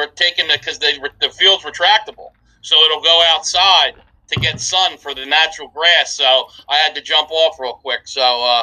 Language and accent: English; Philadelphia, Pennsylvania, United States; I'm from Philly.